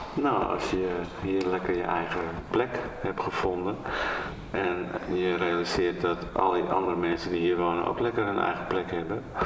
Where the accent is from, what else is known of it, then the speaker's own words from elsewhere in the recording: De Weere, North Holland, Netherlands; also born or lived in Amsterdam; now in Lambertschaag, Netherlands; ik ben geboren en getogen in De Weren. Dat ligt hier niet zo ver vandaan.